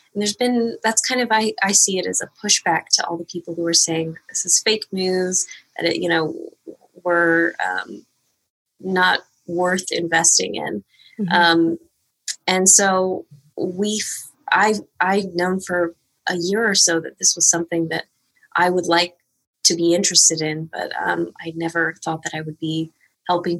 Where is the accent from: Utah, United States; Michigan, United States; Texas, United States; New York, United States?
Texas, United States; I am from Texas